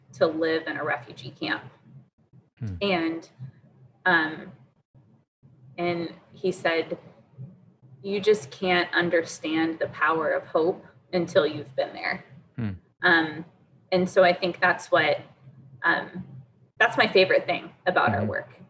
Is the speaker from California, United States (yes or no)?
no; Durham, North Carolina, United States; I grew up in Durham